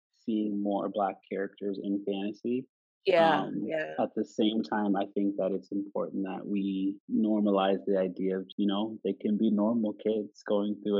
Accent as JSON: {"language": "English", "region": "Nova Scotia", "country": "Canada", "tie": "born or raised there", "said": "I was raised, how I was brought up in Canada, in this little province called Nova Scotia"}